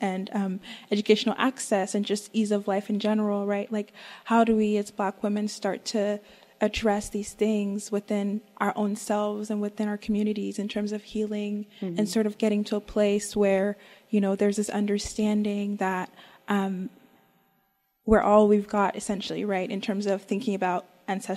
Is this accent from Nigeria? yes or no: yes; Nigeria; I'm a Nigerian undergrad here